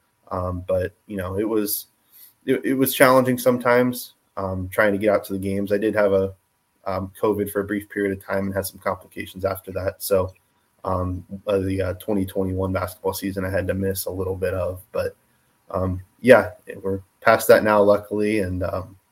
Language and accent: English; Medina, Ohio, United States; also born or lived in Kentucky; I am raised in Medina. I moved there when I was 2 years old from Kentucky. I graduated from Medina High School in 2017.